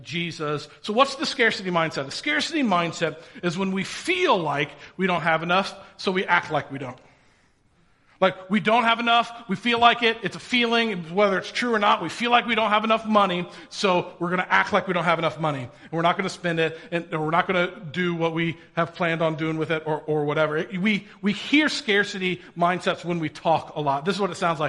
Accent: Indiana, United States; I grew up in Indiana. I'm a good Hoosier.

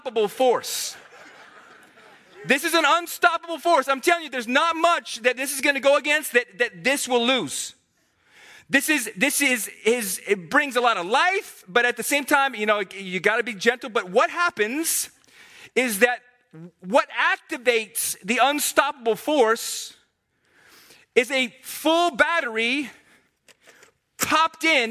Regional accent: Herndon, Virginia, United States; moved away; I'm from Herndon

